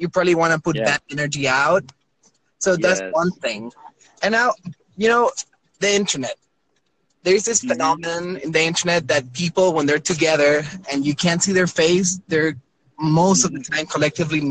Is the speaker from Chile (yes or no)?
yes; Chile; I'm from Chile, South America